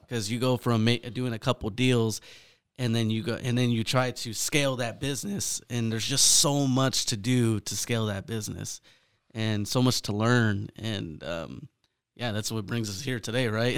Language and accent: English; Fresno, California, United States; born and raised in Fresno, California, Central Valley.